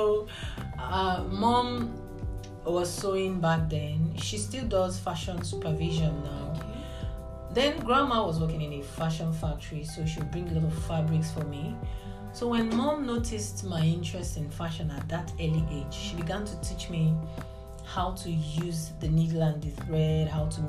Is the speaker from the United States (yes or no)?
no; Nigeria; now in United Arab Emirates; I am Nigerian.